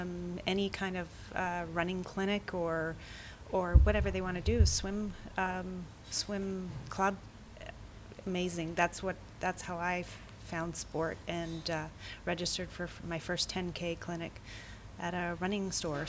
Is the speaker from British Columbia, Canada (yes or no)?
yes; Vancouver, British Columbia, Canada; I'm from Vancouver, British Columbia, Canada.